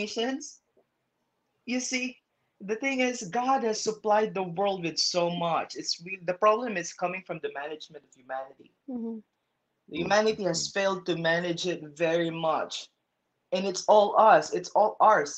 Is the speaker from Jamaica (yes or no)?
no; Philippines; I'm from the Philippines